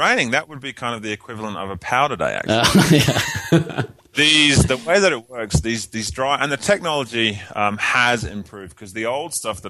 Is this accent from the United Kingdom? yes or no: yes; England, United Kingdom; moved away as an adult; also born or lived in Australia; now in United States; I was born and raised in England and lived there for 18 years, and then moved to Australia when I was 18 and kind of lived there on and off for about 13 years, and then moved to America kind of full-time.